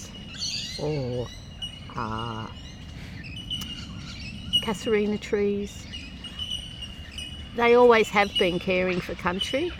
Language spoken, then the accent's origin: English; Sydney, New South Wales, Australia; also born or lived in Geneva, Switzerland; I grew up on Wallumattagal country in a very suburban white space